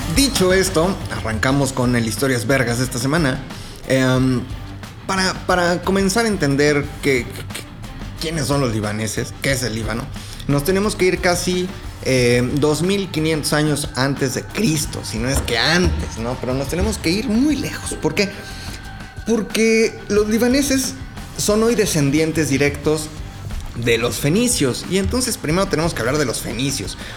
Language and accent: Spanish; Mexico; nosotros sí estamos en la gloria, pues somos vecinos de Estados Unidos